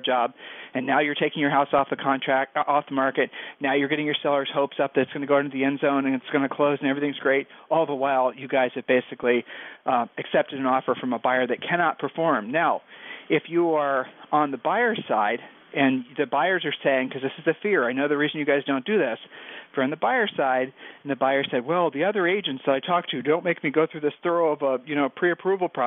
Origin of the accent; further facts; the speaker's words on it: Ohio, United States; We're from Ohio